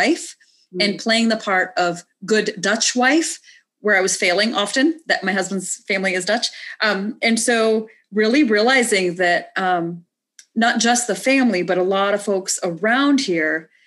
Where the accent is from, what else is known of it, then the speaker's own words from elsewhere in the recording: Canada; moved away as an adult; also born or lived in India; now in United States; I grew up in Canada and moved to the States to get married after college